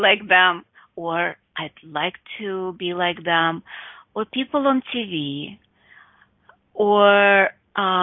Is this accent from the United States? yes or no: no; Russia; Growing up in Russia with my mom